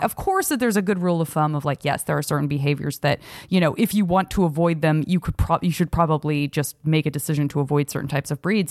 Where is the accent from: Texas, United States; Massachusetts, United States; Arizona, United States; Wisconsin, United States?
Arizona, United States; Tucson; where I grew up in Tucson